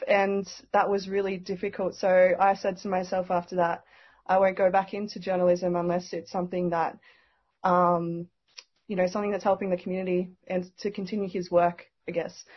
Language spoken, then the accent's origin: English; Goulburn, New South Wales, Australia; moved away as an adult; also born or lived in Sydney / Melbourne; now in Goulburn, Australia; I actually grew up in Goulburn though, with my mum.